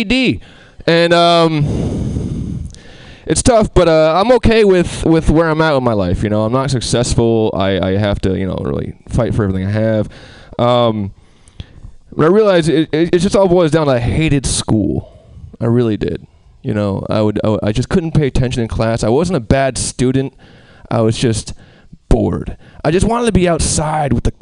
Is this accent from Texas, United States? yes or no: no; Albany, New York, United States; I'm from Albany, the capital